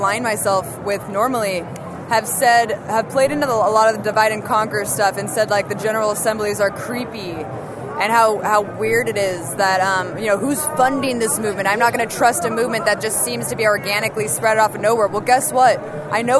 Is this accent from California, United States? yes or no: yes; Oakland, California, United States; born or raised there